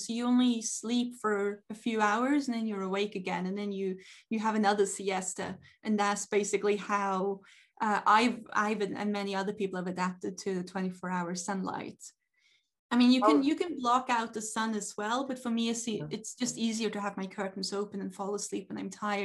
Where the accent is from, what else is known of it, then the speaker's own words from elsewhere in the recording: Norway; now in Svalbard, Norway; I'm used to growing up in Norway